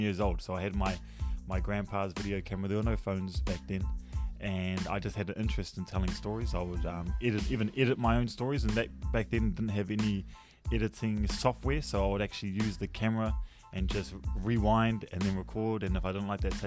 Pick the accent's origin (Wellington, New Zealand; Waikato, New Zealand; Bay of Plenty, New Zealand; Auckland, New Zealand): Bay of Plenty, New Zealand; Tauranga; I am from Tauranga Moana